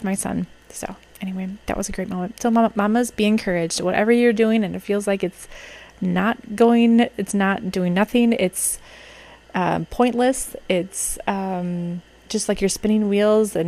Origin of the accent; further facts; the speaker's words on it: Minnesota, United States; as a Minnesotan who experiences the worst of winter